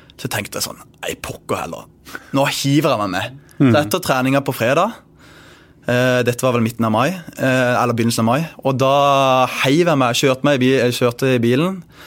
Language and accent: Norwegian; Bergen, Vestland, Norway; moved away; jeg kommer jo fra Bergen